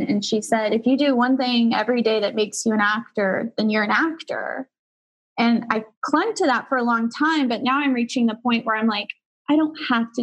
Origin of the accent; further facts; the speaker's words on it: Texas, United States; growing up in Texas